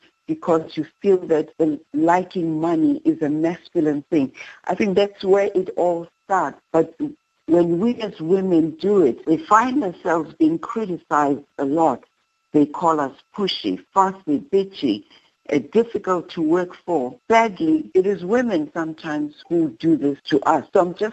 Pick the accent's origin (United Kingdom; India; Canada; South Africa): South Africa; now in Atlanta, United States; my body is in America, but my heart is in South Africa.